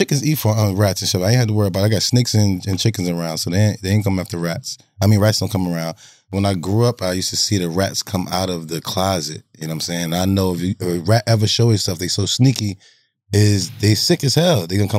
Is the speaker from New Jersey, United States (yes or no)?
yes; New Jersey, United States; I grew up in Jersey.